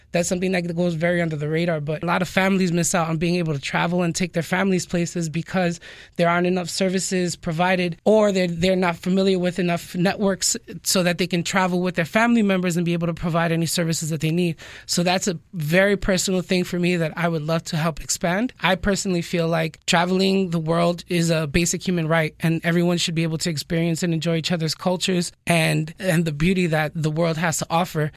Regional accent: New York City, New York, United States; moved away as an adult; also born or lived in Dominican Republic (ancestry); now in South Florida, United States; I was born and raised in New York City. I'm originally from the Bronx

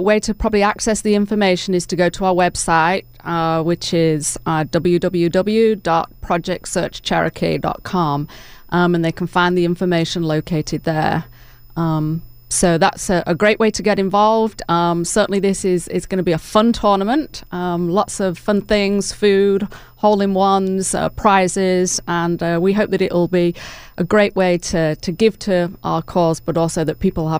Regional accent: England, United Kingdom; now in Dalton, United States; Oh, right. Yes, I'm originally from England, so... Been here a number of years, but still have the accent.

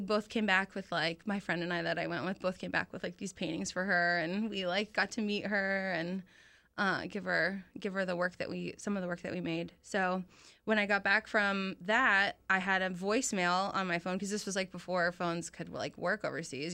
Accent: Ocala, Florida, United States; I was born in Ocala. My parents moved

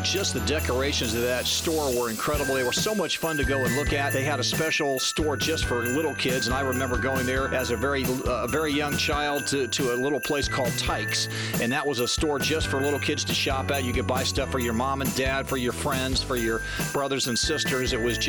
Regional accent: Dayton, Ohio, United States; one of my greatest memories of Christmas growing up in the Dayton area was the Reich's Department Store downtown.

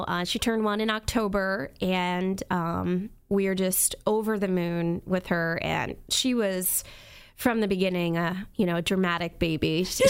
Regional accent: New York, United States; I am from the Hudson Valley, New York. I won't say upstate because, or downstate, really, because it depends on where you live in New York. But basically, I live 60 miles north of New York City. That's where I was born and raised.

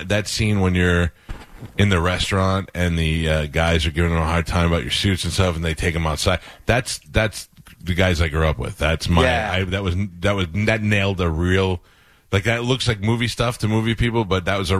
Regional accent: New York, United States; And I grew up in New York

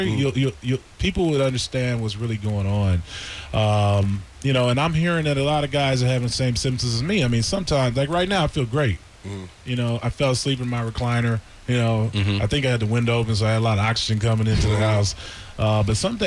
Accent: Berkeley, California, United States; I'm from Berkeley, California

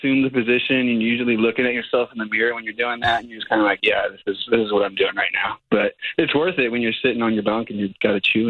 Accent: Washington, United States; So I'm from Washington

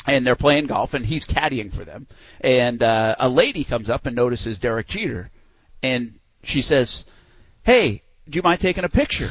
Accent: East Providence, Rhode Island, United States; where I grew up in New England, a lot of uh, my family had grown up uh, near the water, uh, not about half hour from where we were in East Providence

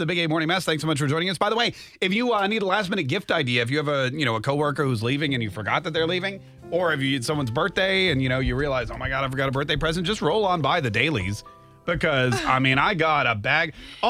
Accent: North Carolina, United States; now in Jacksonville, United States; I grew up in North Carolina where tobacco is basically, it's one of the 4 food groups.

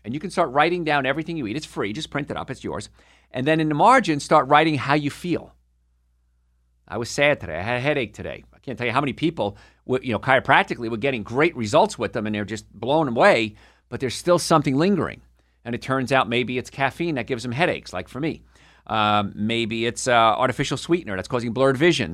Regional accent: Carlstadt, New Jersey, United States; moved away; also born or lived in Hoboken, New Jersey; I'm from Hoboken, New Jersey originally, and grew up in a place called Karlstad

